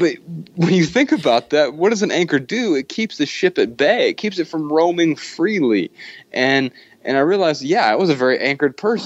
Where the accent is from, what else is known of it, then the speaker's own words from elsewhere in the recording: Dayton, Ohio, United States; accent: southern; moved away as an adult; now in Missoula, United States; I grew up in Dayton, Ohio